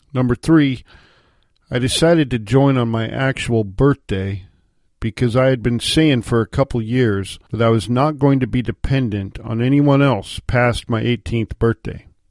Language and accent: English; Washington, United States; moved away as an adult; my home state of Washington